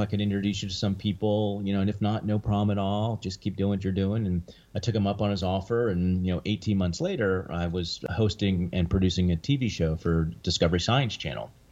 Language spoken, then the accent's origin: English; near Three Mile Island, Pennsylvania, United States; I grew up near Three Mile Island